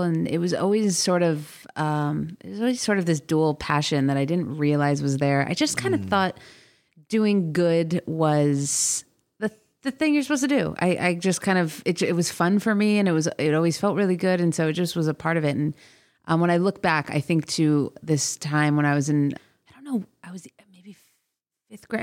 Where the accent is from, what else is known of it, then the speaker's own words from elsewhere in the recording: South Florida, United States; also born or lived in Boise, Idaho; now in Los Angeles, United States; I grew up in South Florida